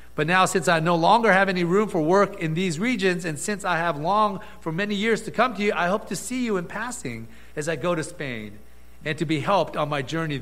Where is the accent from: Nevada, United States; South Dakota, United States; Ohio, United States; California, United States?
California, United States; Gardena; we grew up with in Gardena